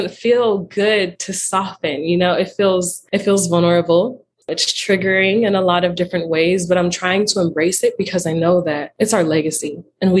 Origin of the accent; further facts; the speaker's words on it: Western Pennsylvania, United States; I grew up in Western Pennsylvania